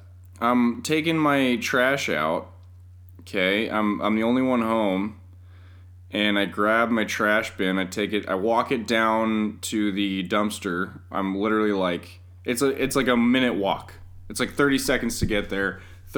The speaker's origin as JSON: {"language": "English", "region": "Colorado", "country": "United States", "tie": "born or raised there", "also_born_or_lived": "California", "said": "I've lost my Colorado native credentials because I was born in California originally"}